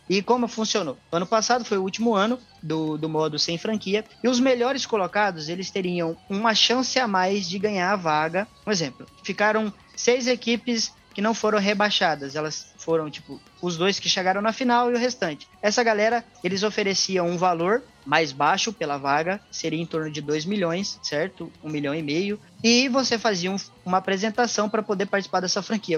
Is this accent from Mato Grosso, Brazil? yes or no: yes; Cuiabá, Mato Grosso, Brazil; eu sou de Cuiabá